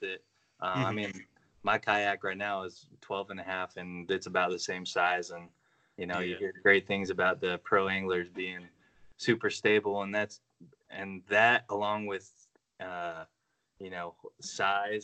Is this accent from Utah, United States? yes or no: yes; Utah, United States; moved away as an adult; also born or lived in Georgia, United States; now in North Carolina, United States; I was born in Georgia, but I lived, 19 years in Utah. So I grew up in Utah.